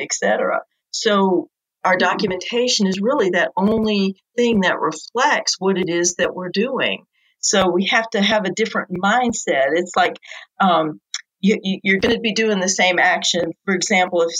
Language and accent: English; New York, United States; now in South Carolina, United States; originally I'm from New York, but I've lived down in this area for 30 years now